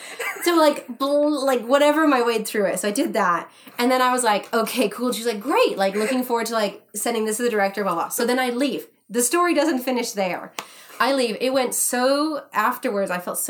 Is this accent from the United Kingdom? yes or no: yes; England, United Kingdom; accent: English; This is why I was seen for it, was because of my English accent.